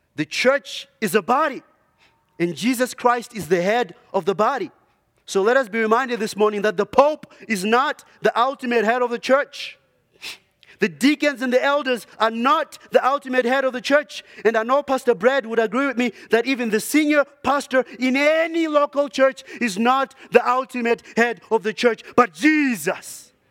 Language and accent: English; Zimbabwe; moved away; I grew up in, uh, Zimbabwe